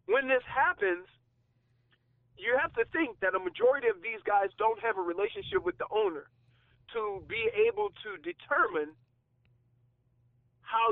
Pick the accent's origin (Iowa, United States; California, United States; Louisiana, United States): Louisiana, United States; New Orleans; moved away as an adult; also born or lived in Ann Arbor, Michigan / Miami, Florida; I'm from New Orleans, okay? I'm from the South, the real South.